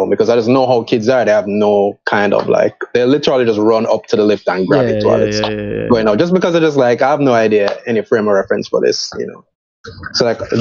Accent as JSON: {"language": "English", "town": "Spanish Town", "region": "Saint Catherine", "country": "Jamaica", "tie": "born or raised there", "said": "I grew up in Spanish Town"}